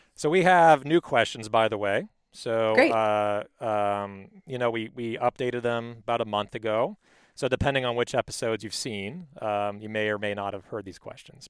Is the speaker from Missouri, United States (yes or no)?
no; Palos Verdes, California, United States; I was raised in Palos Verdes.